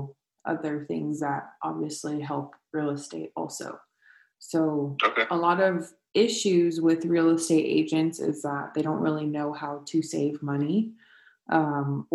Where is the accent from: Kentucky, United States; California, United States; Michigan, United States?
California, United States; Escondido; I played for Escondido, to begin with, at FC Heat.